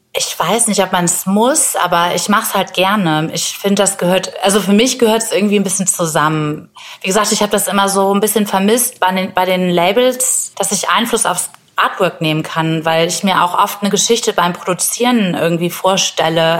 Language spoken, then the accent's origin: German; Bremen, Germany; in meiner Heimatstadt Bremen